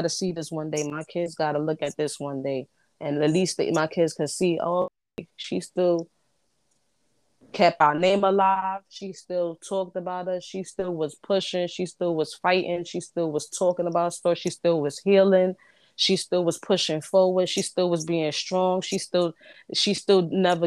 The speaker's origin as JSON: {"language": "English", "region": "New York", "country": "United States", "tie": "born or raised there", "said": "I was raised in Brooklyn"}